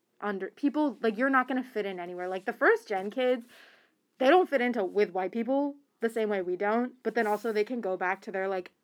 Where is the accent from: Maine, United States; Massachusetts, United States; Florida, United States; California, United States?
Massachusetts, United States; Boston; I grew up where I grew up, and, like, I grew up in Boston and, like, mostly on the East Coast, and I didn't have a big Muslim community